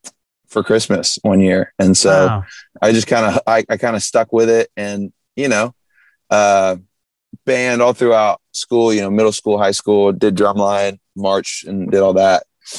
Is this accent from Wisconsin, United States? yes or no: no; Jacksonville, Florida, United States; now in Nashville, United States; Yeah. Jacksonville, Northeast.